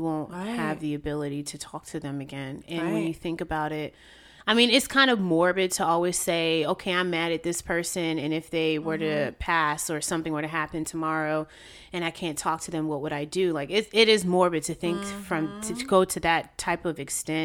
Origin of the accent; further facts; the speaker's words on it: Raleigh, North Carolina, United States; moved away as an adult; now in New York, United States; I was born in New York, but I was raised in Raleigh, North Carolina, and I moved to New York in 2012